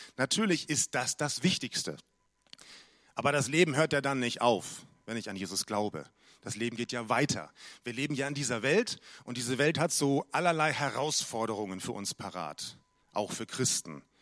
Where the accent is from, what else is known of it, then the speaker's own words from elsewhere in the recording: Munich, Bavaria, Germany; moved away; aus München, meine alte Heimat